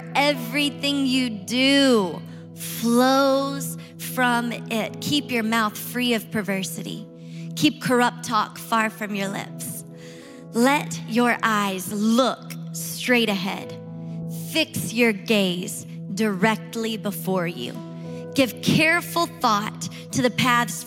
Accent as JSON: {"language": "English", "town": "Shreveport", "region": "Louisiana", "country": "United States", "tie": "born or raised there", "moved": "yes", "said": "Shreveport, Louisiana, where my family is living and where I grew up"}